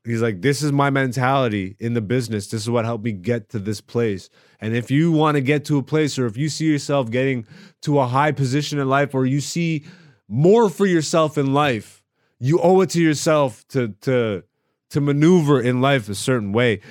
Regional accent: Greece; also born or lived in Ethiopia (ancestry); I am Ethiopian and I was born in Greece. No, my parents are not Greek, none of them

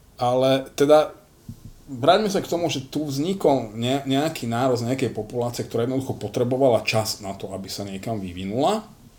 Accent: Slovakia; ja ako Slovák Ja som hrdý

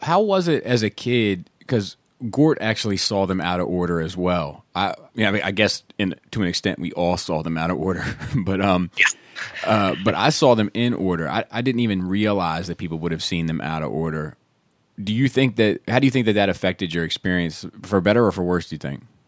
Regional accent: East Coast, United States; we grew up on the East Coast, so we definitely had snow.

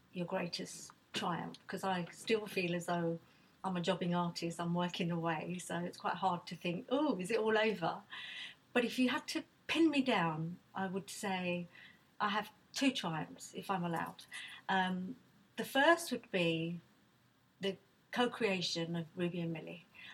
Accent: Nigeria; now in United Kingdom; look, I wasn't born in this country. I came from Nigeria, my parents were from Bangladesh.

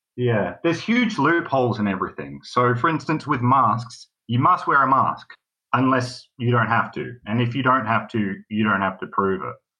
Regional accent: Melbourne, Victoria, Australia; I am from Melbourne, and I thought I'd call

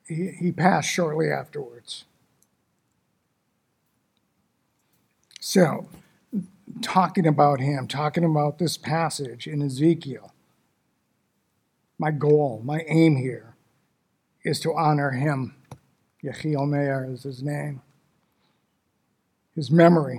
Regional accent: Detroit, Michigan, United States; I was born and raised in Detroit, Michigan, a long time ago.

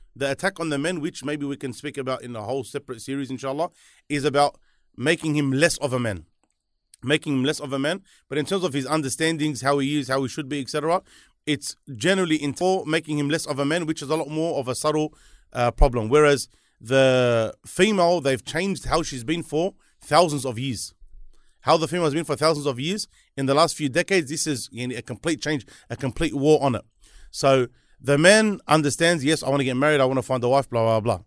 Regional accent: Sydney, New South Wales, Australia; he smashes me from being from Liverpool

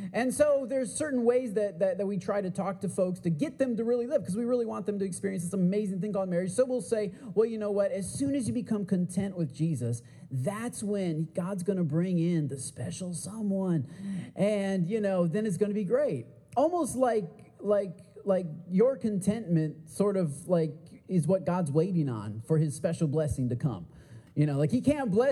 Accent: Port Huron, Michigan, United States; I grew up in Port Huron, Michigan, a little town in Michigan

